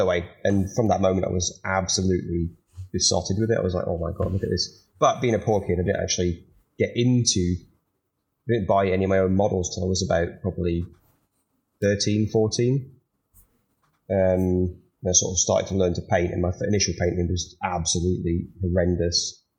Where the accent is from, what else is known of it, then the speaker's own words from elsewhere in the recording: Edinburgh, Scotland, United Kingdom; So you won't note for my accent too much, but I am actually Scottish. So I grew up in Edinburgh.